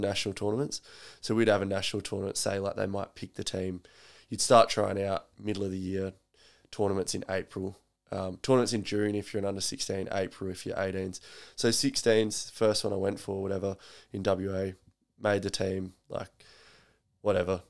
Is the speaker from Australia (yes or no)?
yes; Roxby Downs, South Australia, Australia; also born or lived in Mount Gambier, South Australia / Bunbury, Western Australia; I came from Roxby where you didn't actually get to pick who you played for